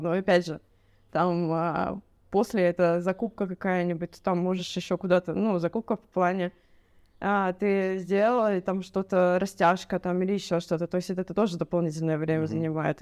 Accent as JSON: {"language": "Russian", "town": "Votkinsk", "region": "Udmurtia", "country": "Russia", "moved": "yes", "lives_now": "Cyprus", "said": "вообще я с России, а, с Удмуртии Удмуртия — это 1200 километров там ближе э, от э, Москвы. Вот, это ближе к Уралу. Вот. А с маленького городочка это город Воткинск"}